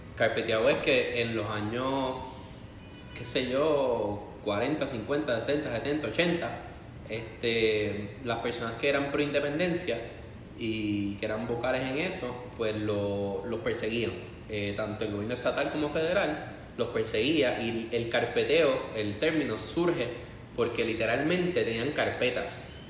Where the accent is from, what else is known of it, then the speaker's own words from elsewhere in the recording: Puerto Rico; also born or lived in Spain; nosotros como puertorriqueños